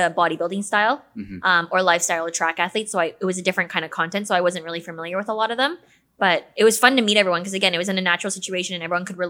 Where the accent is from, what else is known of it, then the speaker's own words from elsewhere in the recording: Toronto, Ontario, Canada; I'm from Toronto